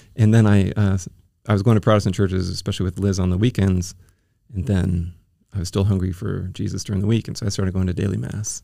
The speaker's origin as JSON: {"language": "English", "area": "Bay Area", "region": "California", "country": "United States", "tie": "born or raised there", "also_born_or_lived": "Oregon / Iowa", "moved": "as an adult", "lives_now": "San Diego, United States", "said": "I was, um, born in Southern California, and then when I was ten, we moved up to the Bay Area"}